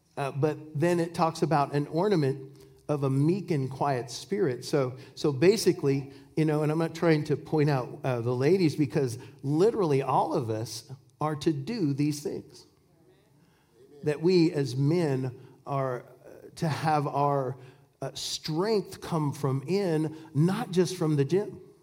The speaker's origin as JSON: {"language": "English", "region": "Washington", "country": "United States", "tie": "born or raised there", "said": "I'm from Washington State, and, and apples grow over there. And, and uh, we, I, you know, when I, we bought a farm when I was just two years old"}